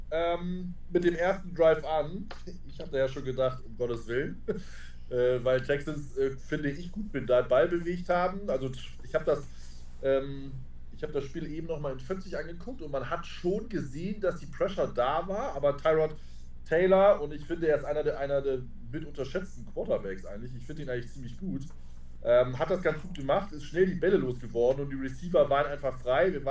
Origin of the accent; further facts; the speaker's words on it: Northern Germany, Germany; Äh, als Norddeutscher kann das nicht auseinanderhalten.